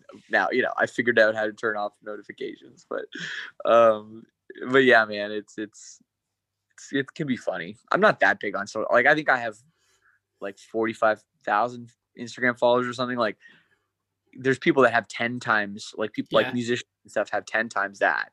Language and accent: English; Canada; growing up in Canada